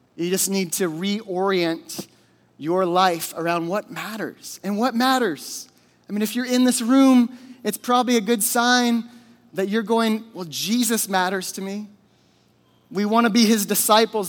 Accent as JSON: {"language": "English", "region": "Alaska", "country": "United States", "tie": "born or raised there", "said": "I grew up in Alaska. I was born and raised here"}